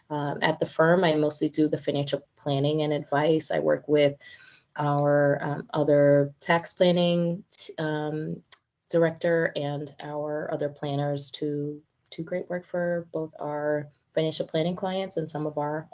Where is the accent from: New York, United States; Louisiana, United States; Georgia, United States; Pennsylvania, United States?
New York, United States; New York City; I'm a first-gen American, daughter of immigrants. I grew up in New York City, humble means